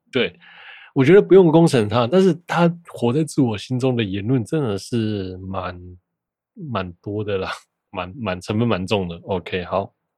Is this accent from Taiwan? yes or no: yes; Taiwan; 我是台湾人